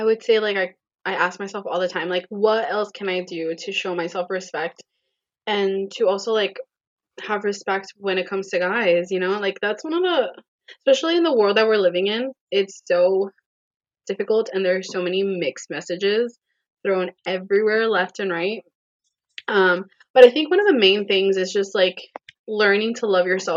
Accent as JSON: {"language": "English", "region": "Florida", "country": "United States", "tie": "born or raised there", "also_born_or_lived": "Puerto Rico", "said": "I was born in Puerto Rico, raised in Florida"}